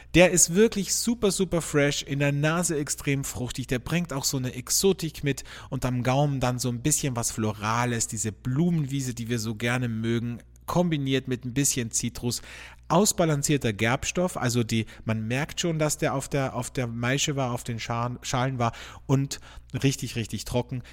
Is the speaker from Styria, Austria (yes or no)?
no; border region near Slovenia and Italy, Carinthia, Austria; ich bin ja in der Grenzregion aufgewachsen, also n, sehr nahe zu Slowenien und zu Italien